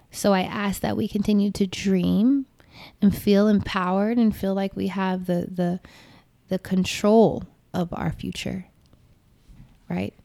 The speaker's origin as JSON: {"language": "English", "country": "United States", "said": "I'm American"}